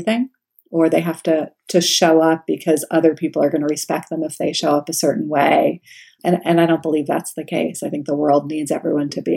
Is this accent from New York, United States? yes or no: yes; New York, United States; I'm from New York